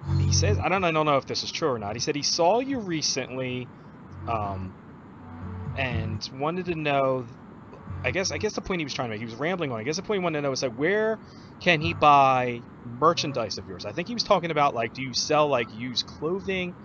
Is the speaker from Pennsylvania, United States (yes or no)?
yes; Philadelphia, Pennsylvania, United States; I'm from the Philadelphia area